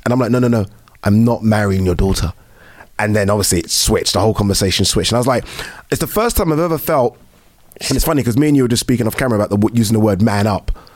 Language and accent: English; United Kingdom; we're British. We're brought, we're born, we're you know brought up here